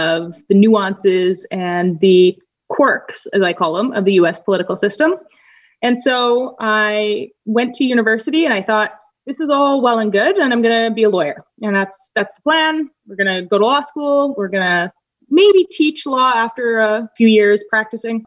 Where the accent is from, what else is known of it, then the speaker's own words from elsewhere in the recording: Winnipeg, Manitoba, Canada; moved away as an adult; also born or lived in Northern Ireland / Madison, Wisconsin; I am from Winnipeg, Manitoba, Canada